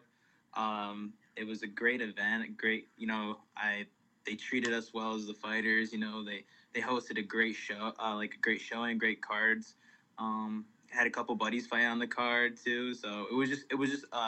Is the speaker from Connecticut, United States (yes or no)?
yes; Willimantic, Connecticut, United States; I'm from Willimantic, Connecticut